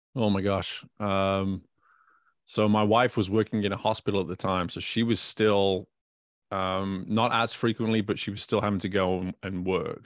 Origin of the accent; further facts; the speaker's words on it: United Kingdom; now in Baton Rouge, United States; I'm a British person that lives in Louisiana